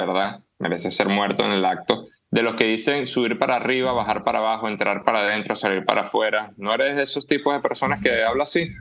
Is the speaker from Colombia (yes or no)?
no; Venezuela; moved away; also born or lived in Ecuador; el habla en Canarias son muy similares al nuestro